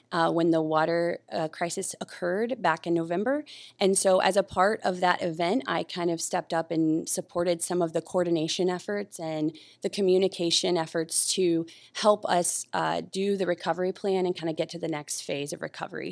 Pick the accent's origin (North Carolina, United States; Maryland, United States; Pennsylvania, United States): North Carolina, United States; now in Oahu, United States; I'm from North Carolina originally